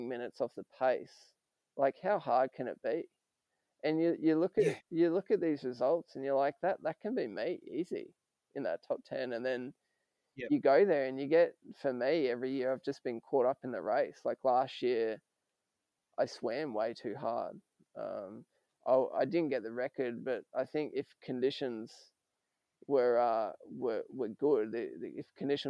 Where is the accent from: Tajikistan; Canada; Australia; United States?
Australia; as an Aussie